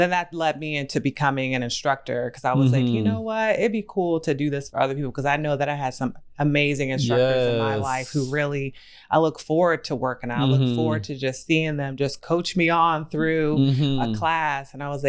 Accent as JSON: {"language": "English", "region": "Virginia", "country": "United States", "also_born_or_lived": "Maryland", "moved": "yes", "said": "I'm from the South. I'm from Virginia."}